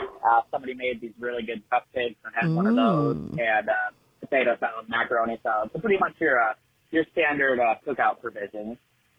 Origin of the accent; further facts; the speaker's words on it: Michigan, United States; my home state of Michigan